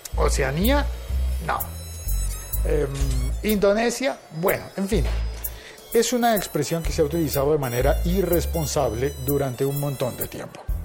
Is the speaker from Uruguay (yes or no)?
no; Colombia; en mi país, en Colombia